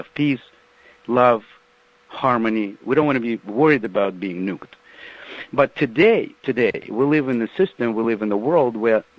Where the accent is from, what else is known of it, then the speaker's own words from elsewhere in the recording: Ukraine; now in United States; Ukraine, my home country